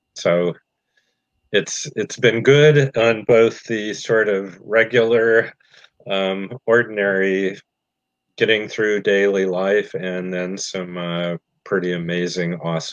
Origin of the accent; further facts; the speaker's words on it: Indiana, United States; When I was 18, I walked to the edge of my hometown, stuck out my thumb, and hitchhiked across the country. And a year and a half later, when I was 19, a friend and I took a motorcycle trip from northern Indiana all the way across the U.S.